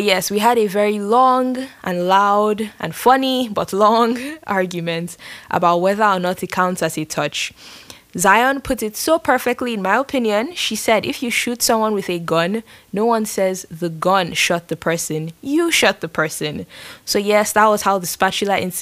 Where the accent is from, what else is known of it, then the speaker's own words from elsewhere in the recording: Nigeria; now in San Francisco, United States; I am from Nigeria